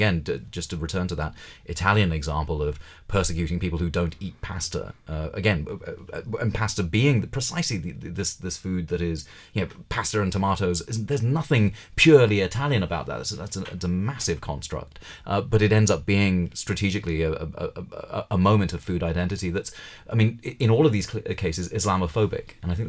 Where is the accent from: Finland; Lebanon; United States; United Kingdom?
United Kingdom; Well, I mean, I grew up a Hindu in Britain